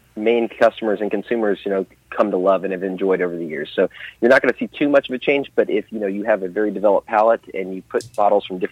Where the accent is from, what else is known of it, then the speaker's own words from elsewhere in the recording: the South, United States; I was raised in the South, and, you know, I grew up with my grandfather drinking it